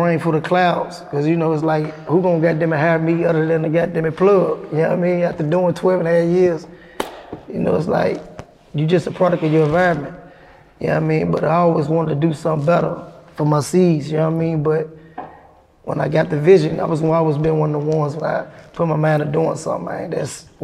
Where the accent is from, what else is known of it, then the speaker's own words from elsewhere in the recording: Nashville, Tennessee, United States; I'm from East Nashville